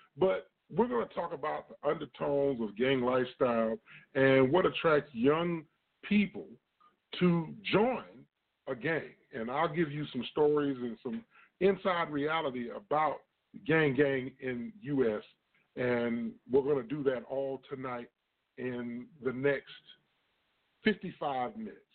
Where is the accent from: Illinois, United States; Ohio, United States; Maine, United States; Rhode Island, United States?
Illinois, United States; East Moline; I'm originally from a town called East Moline, Illinois